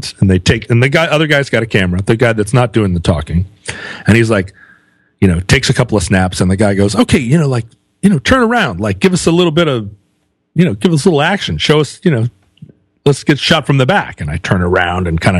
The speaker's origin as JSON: {"language": "English", "country": "United States", "said": "I'm American."}